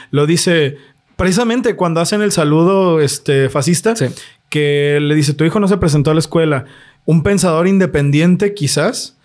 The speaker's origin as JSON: {"language": "Spanish", "town": "Guadalajara", "region": "Jalisco", "country": "Mexico", "said": "nosotros somos de Guadalajara"}